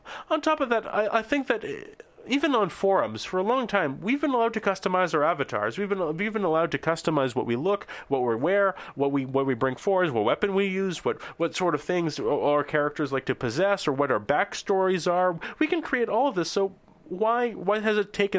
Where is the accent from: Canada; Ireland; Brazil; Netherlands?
Canada; also born or lived in eastern Canada; I'm from Canada